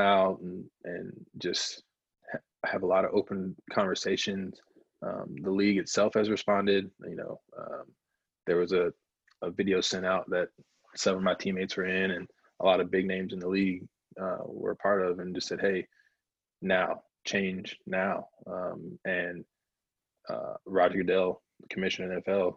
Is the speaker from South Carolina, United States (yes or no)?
yes; South Carolina, United States; now in Minnesota, United States; growing up in South Carolina and living in North Carolina